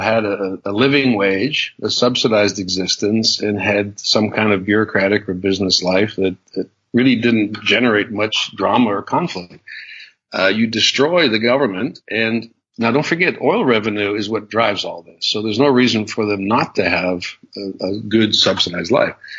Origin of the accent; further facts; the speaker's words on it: United States; being an American